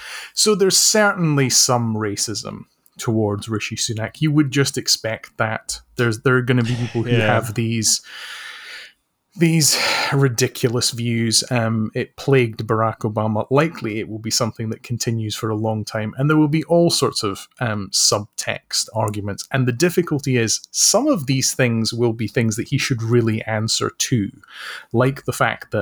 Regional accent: United Kingdom; feeling embarrassed is the normal state of being for British people.

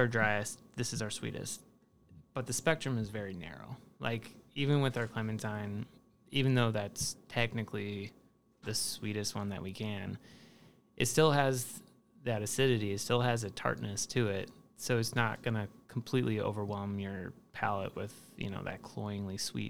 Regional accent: Chicago, Illinois, United States; also born or lived in Columbus, Ohio; I grew up in Saugatuck, which is on the northwest side of the city

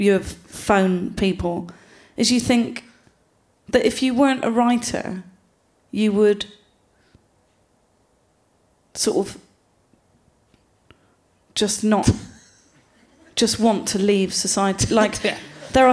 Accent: Gloucester, South West England, United Kingdom; I'm from Gloucester.

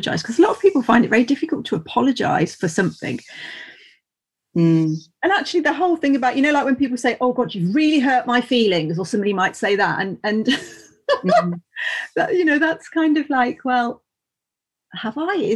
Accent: Worcestershire, West Midlands, United Kingdom; also born or lived in Grassington, Yorkshire; I'm from Worcestershire. I lived in Yorkshire for almost 2 years in Grassington

